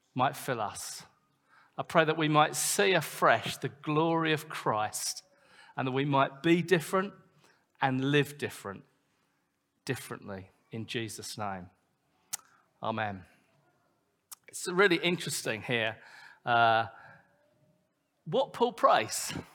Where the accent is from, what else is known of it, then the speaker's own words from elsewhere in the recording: United Kingdom; we're British